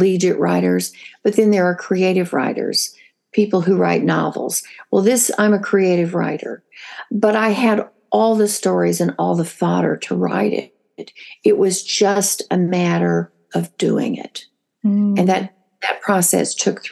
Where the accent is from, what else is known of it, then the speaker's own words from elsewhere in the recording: the Ozarks of Missouri, United States; I was raised in Hillbilly in the Ozarks of Missouri